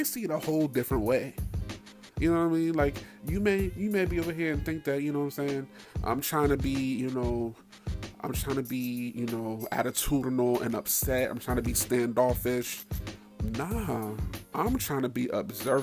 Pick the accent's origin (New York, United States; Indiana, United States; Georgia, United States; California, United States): New York, United States; Middletown; now in DMV (Washington metropolitan area), United States; Born and raised in New York, right outside the city